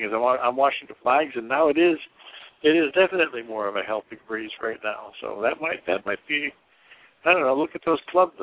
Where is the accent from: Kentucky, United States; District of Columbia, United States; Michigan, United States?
Michigan, United States; now in Arizona, United States; you and I both grew up in Michigan